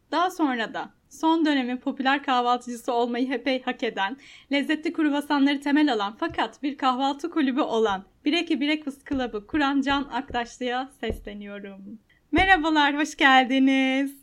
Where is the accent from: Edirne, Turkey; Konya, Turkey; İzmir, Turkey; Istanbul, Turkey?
Istanbul, Turkey; ben de Maltepe'de yaşadım. Yani e, evlenene Aa. kadar.